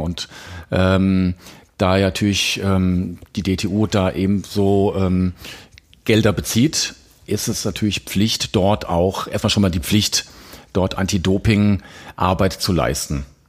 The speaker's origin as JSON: {"language": "German", "region": "Hesse", "country": "Germany", "also_born_or_lived": "Frankfurt / Ulm", "moved": "as an adult", "lives_now": "Crailsheim, Germany", "said": "bin ja eigentlich Hesse"}